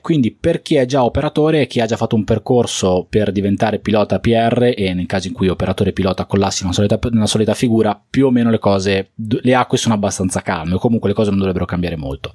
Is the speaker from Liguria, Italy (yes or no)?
yes; Liguria, Italy; also born or lived in Bologna; Siccome io sono Ligure, sono abbastanza vicino a Genova